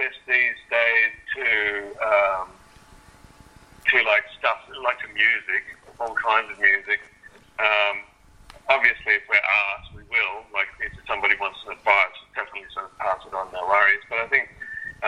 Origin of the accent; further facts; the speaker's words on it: Wollongong, New South Wales, Australia; Growing up in Wollongong